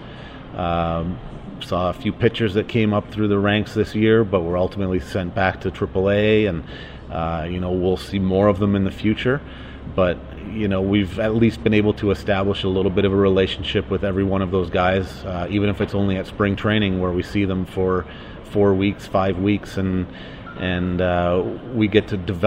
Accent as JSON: {"language": "English", "town": "Calgary", "region": "Alberta", "country": "Canada", "said": "we're both from Calgary"}